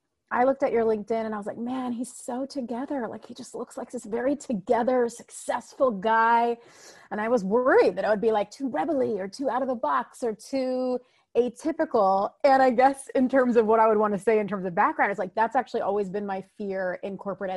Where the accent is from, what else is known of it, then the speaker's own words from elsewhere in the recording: United States; I am a first generation American, meaning my mom and dad immigrated here and then I was born here in America